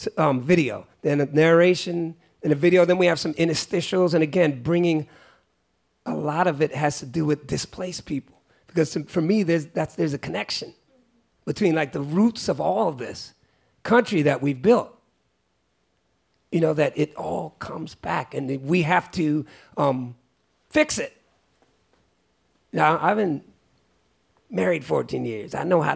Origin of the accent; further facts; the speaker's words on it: Great Barrington, Massachusetts, United States; I was born in Great Barrington, Massachusetts. It's called the Berkshires. And it was, I used to think it was hell, like being like one of the only black people, but as I grew up, I realized that it's also just a part of me.